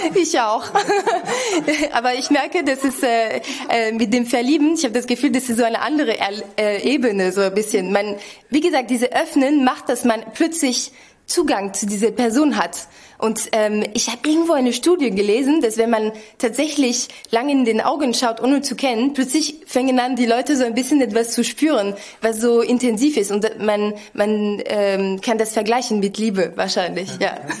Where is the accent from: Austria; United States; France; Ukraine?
France; Auxerre, Bourgogne-Franche-Comté; accent: French; German is a second language; moved away as an adult; also born or lived in Cologne; now in Lübeck, Germany; aus, Bu aus der Burgund, also aus einer ganz kleinen Stadt, aber sehr schön. Auxerre heißt das.